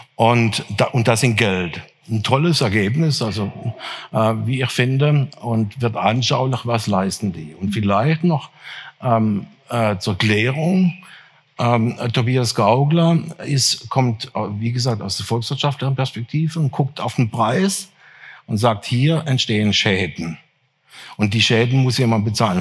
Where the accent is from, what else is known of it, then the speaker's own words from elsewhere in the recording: near Freiburg im Breisgau, Baden-Württemberg, Germany; Ich bin auf einem der ersten Biohöfe Deutschlands aufgewachsen, in der Nähe von Freiburg im Breisgau